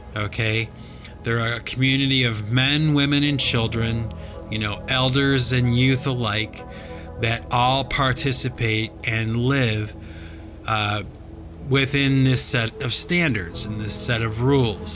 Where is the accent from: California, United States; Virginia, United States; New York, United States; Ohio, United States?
Ohio, United States; Cleveland; I grew up in Cleveland, Ohio